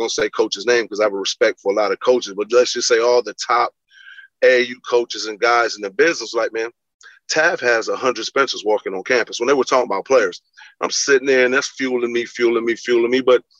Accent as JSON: {"language": "English", "country": "Belize", "said": "I'm a kid from Belize and my mother, you know, moved. We moved from different parts of the cities as her job got better."}